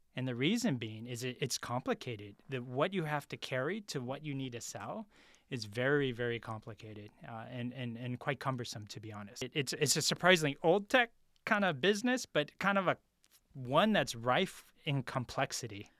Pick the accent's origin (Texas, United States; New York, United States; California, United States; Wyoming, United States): California, United States; San Francisco; I'm originally from San Francisco, multiracial family